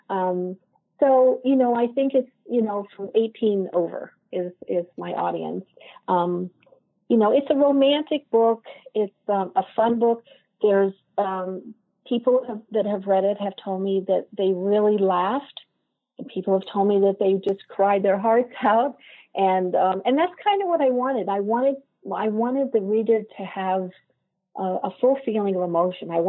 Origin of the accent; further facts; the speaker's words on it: Ireland; And I keep looking at the teapots and they, kind of saying, well, you know, I'm from Ireland